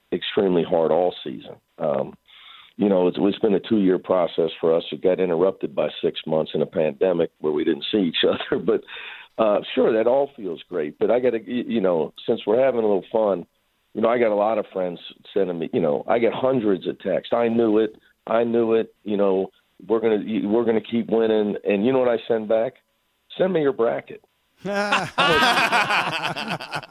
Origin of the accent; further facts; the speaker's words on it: Midwest, United States; moved away as an adult; also born or lived in Cincinnati; now in Los Angeles, United States; I'm from the Midwest